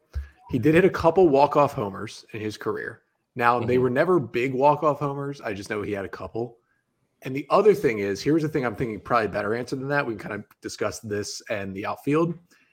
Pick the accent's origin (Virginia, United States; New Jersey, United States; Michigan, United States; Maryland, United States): Maryland, United States; Fallston; the town I grew up in Fallston, Maryland.